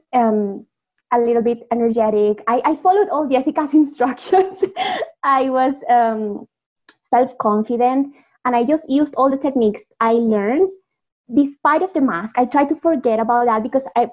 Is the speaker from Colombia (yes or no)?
yes; Colombia; English is a second language; I'm from Colombia